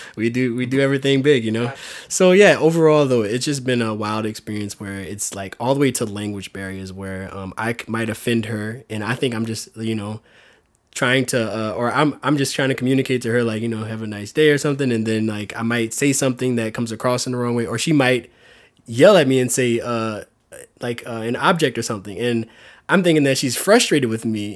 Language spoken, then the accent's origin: English; South Louisiana, United States; moved away as an adult; now in San Diego, United States; Growing up in Louisiana with them, these two awesome role models as parents